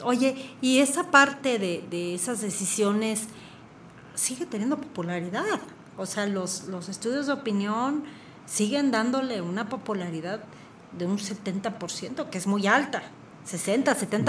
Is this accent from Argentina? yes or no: no; Querétaro, Mexico; como queretanos